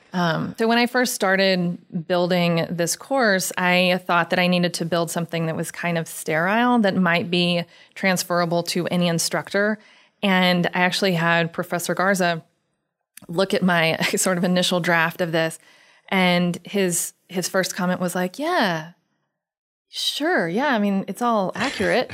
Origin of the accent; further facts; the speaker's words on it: Houston, Texas, United States; I grew up in Texas